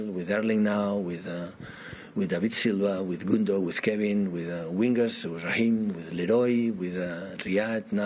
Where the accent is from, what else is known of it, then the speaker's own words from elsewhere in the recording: Catalonia, Spain; English is a second language; moved away as an adult; also born or lived in Munich, Germany; now in England; I was in my hometown, in my country, Catalonia, in my club